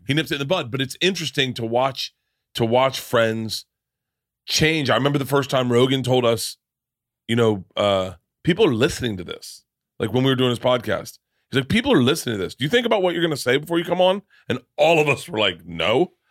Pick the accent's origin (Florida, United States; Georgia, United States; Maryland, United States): Florida, United States; moved away; also born or lived in New York; I grew up in Florida.